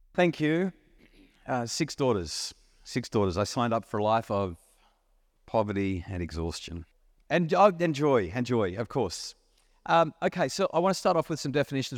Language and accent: English; New South Wales Central Coast, Australia; I'm a young kid growing up on the New South Sa-, Wales Central Coast